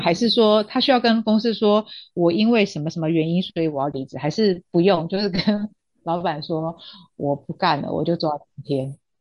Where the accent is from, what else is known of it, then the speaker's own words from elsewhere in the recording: Taiwan; 那我们台湾这边就是情敌法嘛